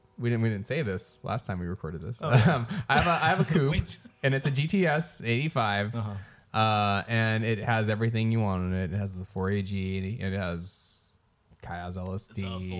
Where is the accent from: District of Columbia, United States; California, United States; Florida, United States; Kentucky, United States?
California, United States; Northern; And we are from Northern California, so there's going to be some hellas here.